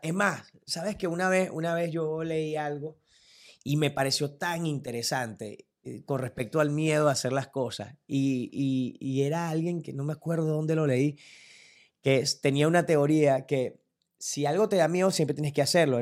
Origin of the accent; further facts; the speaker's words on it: Turén, Portuguesa, Venezuela; mi mamá era directora de una Casa de la Cultura del pueblo donde yo vivía, en Turén, de donde soy realmente